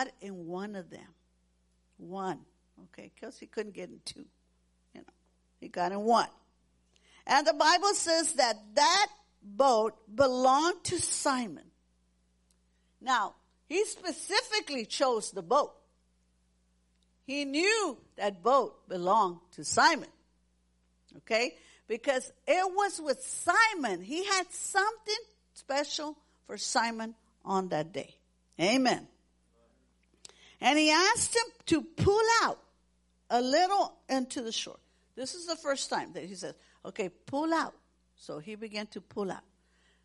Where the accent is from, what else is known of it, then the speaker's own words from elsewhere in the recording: Corpus Christi, Texas, United States; we grew up in Corpus Christi, Texas